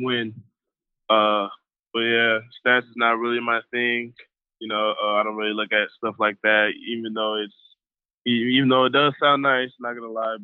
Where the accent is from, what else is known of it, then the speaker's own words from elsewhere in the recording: Los Angeles, California, United States; moved away as an adult; now in Colorado, United States; I'm originally from Los Angeles, you know, I have family out there